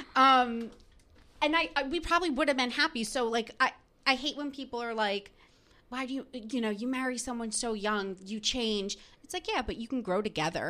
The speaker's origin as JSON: {"language": "English", "region": "New Jersey", "country": "United States", "tie": "born or raised there", "moved": "as an adult", "lives_now": "New York City, United States", "said": "I grew up in New Jersey. So, like, right outside the city"}